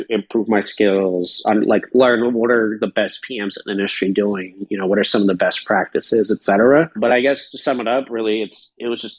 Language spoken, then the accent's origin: English; Belarus; also born or lived in California; now in United States; I'm from Belarus